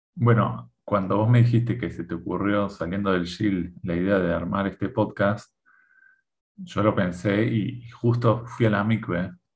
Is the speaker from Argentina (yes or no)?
yes; Argentina; moved away as an adult; now in Israel; de, Argentina salimos el 14 de mayo